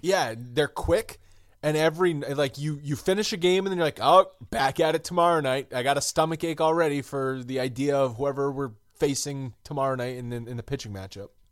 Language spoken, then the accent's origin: English; Rhode Island, United States; my home state of Rhode Island